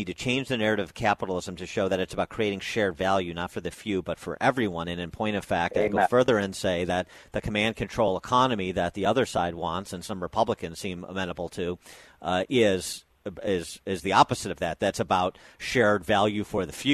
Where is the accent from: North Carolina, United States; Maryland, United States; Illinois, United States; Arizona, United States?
Illinois, United States; my home state of Illinois